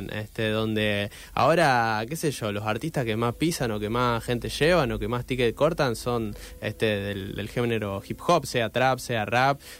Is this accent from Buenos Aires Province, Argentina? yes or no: no; Rosario, Santa Fe, Argentina; se puede hacer eh, algo con esto de, la música siendo rosarino, este, como no, hace falta caer en, solo en Buenos Aires